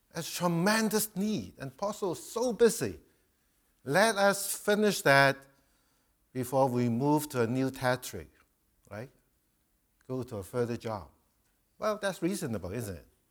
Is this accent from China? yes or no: yes; China; moved away; I'm a Chinese, I come from Chi, uh, Asia